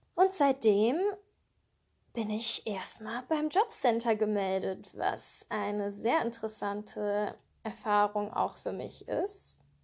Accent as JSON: {"language": "German", "town": "Cologne", "region": "North Rhine-Westphalia", "country": "Germany", "tie": "born or raised there", "said": "Ich bin in Köln geboren und aufgewachsen"}